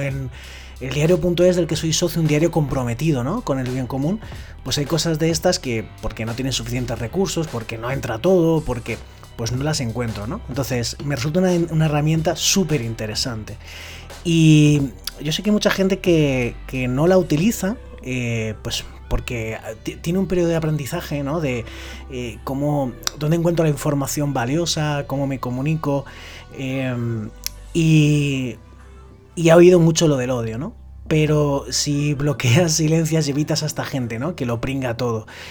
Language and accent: Spanish; Valencian Community, Spain; cae en mi tierra